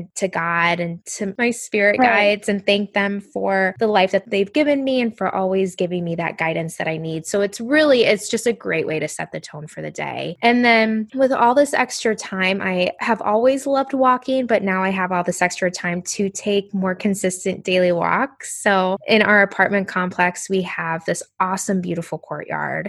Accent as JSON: {"language": "English", "region": "Indiana", "country": "United States", "tie": "born or raised there", "moved": "as an adult", "lives_now": "New Jersey, United States", "said": "I grew up in Indiana in the Midwest"}